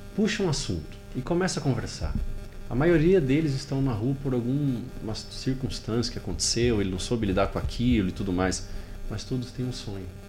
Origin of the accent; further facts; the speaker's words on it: Pirassununga, São Paulo, Brazil; Eu sou de Pirassununga, interior de São Paulo